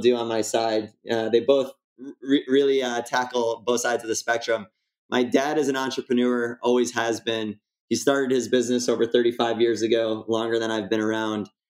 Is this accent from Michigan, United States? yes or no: yes; West Bloomfield, Michigan, United States; I was born in West Bloomfield uh, 1987. I'm 33 years old today. And uh, it's a suburb of Detroit